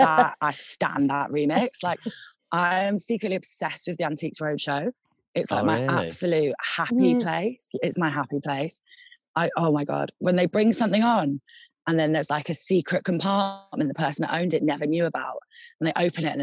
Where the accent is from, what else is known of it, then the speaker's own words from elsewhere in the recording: London, United Kingdom; moved away; also born or lived in Manchester; I live in London now. I've gone back to my hometown.